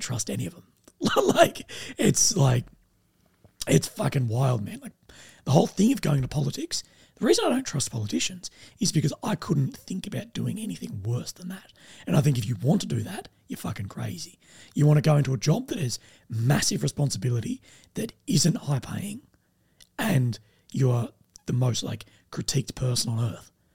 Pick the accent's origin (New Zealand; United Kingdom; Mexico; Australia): Australia; Adelaide, South Australia; I'm from Adelaide, Australia